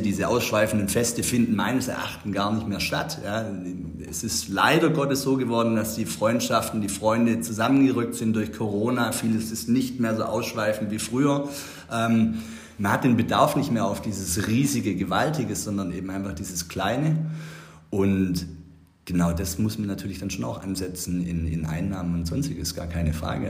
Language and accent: German; Herrenberg, Baden-Württemberg, Germany; wir sind Herrenberger Stadtkinder. Ich meine, wir sind in der Altstadt aufgewachsen